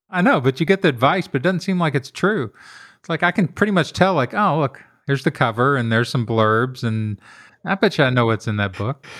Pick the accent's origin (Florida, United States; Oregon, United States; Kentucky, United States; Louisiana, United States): Kentucky, United States; I grew up in Kentucky in a very working class neighborhood